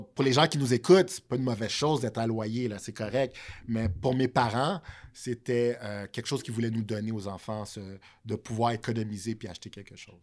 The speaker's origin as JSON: {"language": "French", "town": "Montreal", "region": "Quebec", "country": "Canada", "tie": "born or raised there", "also_born_or_lived": "Haiti", "said": "À la base, j'ai grandi à Villeray. Euh, qui est plus au centre de Montréal"}